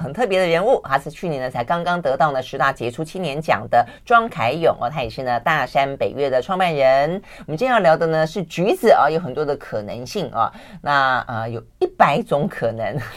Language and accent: Chinese; Tainan, Taiwan; 我们老家 ，呃，就是台南，或是再往南一点，我妈的娘家屏东